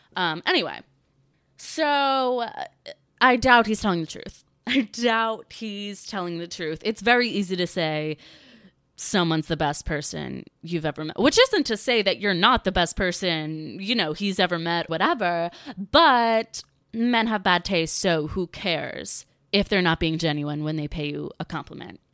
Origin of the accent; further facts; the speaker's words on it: North Carolina, United States; growing up in the South, growing up in North Carolina, in the suburbs